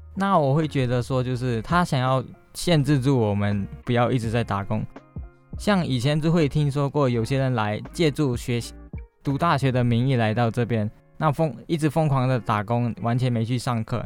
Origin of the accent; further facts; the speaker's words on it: Malaysia; moved away as an adult; now in Taiwan; 我是来自马来西亚的